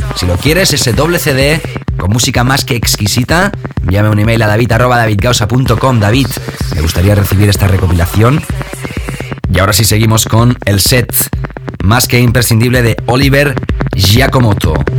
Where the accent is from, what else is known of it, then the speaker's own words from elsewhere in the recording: Barcelona, Catalonia, Spain; Barcelona, mi ciudad natal